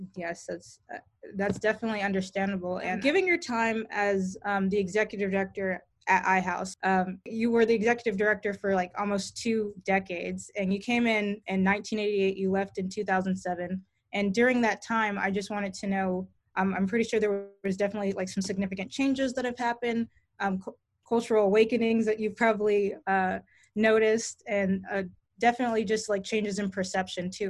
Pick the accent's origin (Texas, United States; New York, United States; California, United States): Texas, United States; I'm coming from Texas